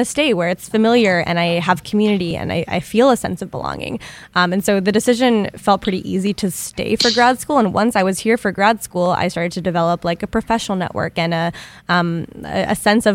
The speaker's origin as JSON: {"language": "English", "region": "Arizona", "country": "United States", "tie": "born or raised there", "moved": "as an adult", "lives_now": "Michigan, United States", "said": "I'm from Arizona, but my parents are from New York"}